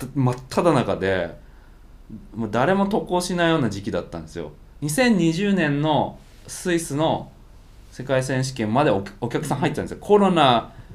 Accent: Japan; 日本から来たんです

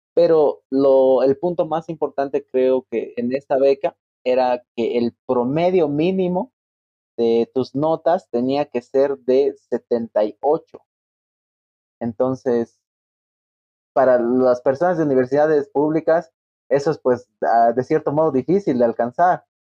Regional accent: La Paz, Bolivia; also born or lived in Santa Maria, Brazil

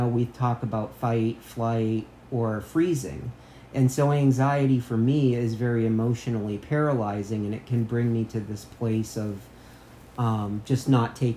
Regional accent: United States; I grew up on the Canadian border. We used to drink in Canada

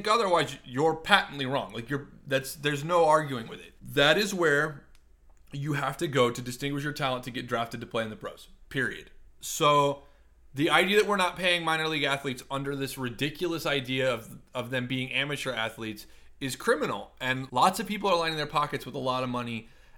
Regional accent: Nebraska, United States; I grew up in Nebraska

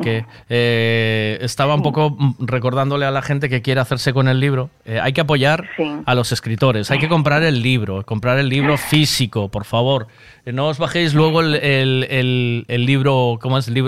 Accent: Frankfurt, Hesse, Germany; Es que soy de Frankfurt.

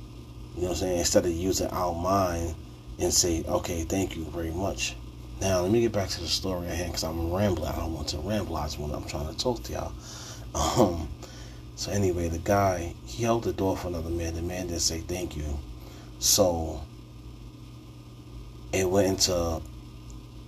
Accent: New York City, New York, United States; I'm from New York City. Bronx born and raised

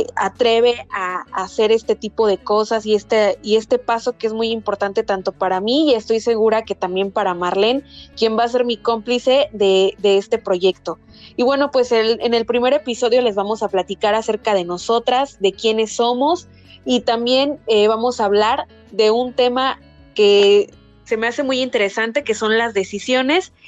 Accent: Poza Rica, Veracruz, Mexico; moved away as an adult; also born or lived in Mexico City; now in Chetumal, Mexico; mis papás viven en Poza Rica, Veracruz, que es de donde soy originaria

